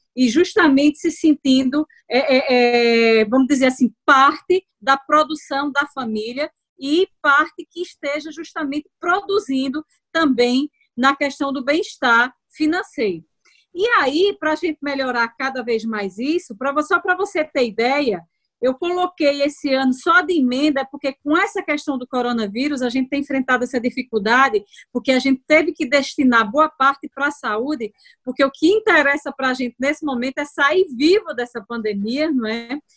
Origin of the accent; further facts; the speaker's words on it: Afrânio, Pernambuco, Brazil; also born or lived in Rajada / Petrolina; Eu venho do interior de Afrânio, na realidade eu nasci em Rajada, na maternidade